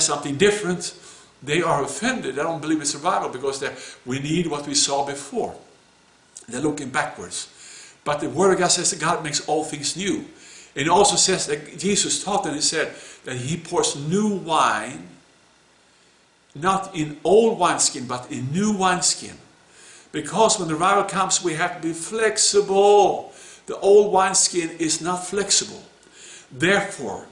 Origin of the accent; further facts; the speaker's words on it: Sweden; moved away; my home country, Sweden.